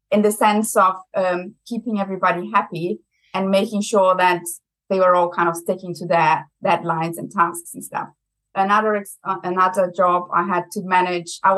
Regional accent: Brazil; accent: German; English is a second language; now in United Kingdom; I'm originally from Brazil, but I have a very German accent. So I also have to say I'm half German.

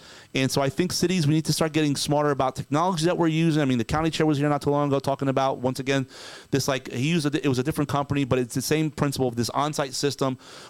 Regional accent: New Jersey, United States; moved away as an adult; also born or lived in New York City; now in Florida, United States; Well, I came from New Jersey, which is a heavily congested state. And I didn't know any better at the time. I think I was like in my late 20s, and I didn't really think about it, right? I had just moved down from New York City

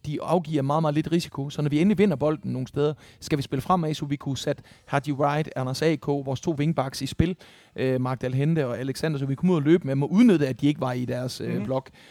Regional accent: Esbjerg, Southern Denmark, Denmark; i Esbjerg, hvor jeg voksede op

